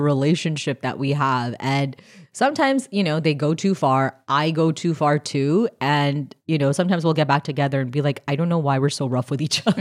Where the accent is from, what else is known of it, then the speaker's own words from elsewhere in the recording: Canada; I'm Canadian.